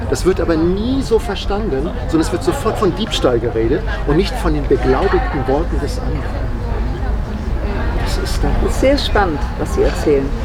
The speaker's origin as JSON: {"language": "German", "town": "Hanover", "region": "Lower Saxony", "country": "Germany", "tie": "born or raised there", "said": "Also ich bin in Hannover groß geworden und da, hat man, da, da reden die Hannoveraner nichts gegen die Hannoveraner. Äh, aber die reden immer so auf einer Tonhöhe."}